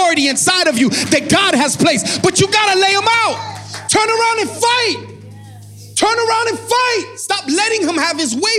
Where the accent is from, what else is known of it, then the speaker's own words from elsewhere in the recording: Miami, Florida, United States; I'm from Miami